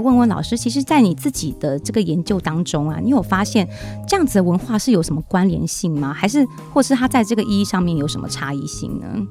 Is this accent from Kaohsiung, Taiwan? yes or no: yes; Namasia, Kaohsiung, Taiwan; 因为我们家乡就在那里嘛